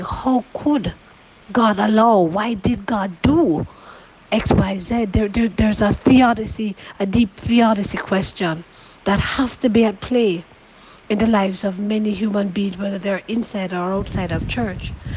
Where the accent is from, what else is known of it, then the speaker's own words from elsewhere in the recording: Jamaica; I've been shaped as a Jamaican person